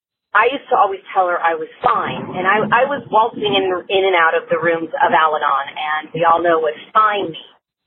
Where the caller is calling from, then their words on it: California, United States; I'm calling from California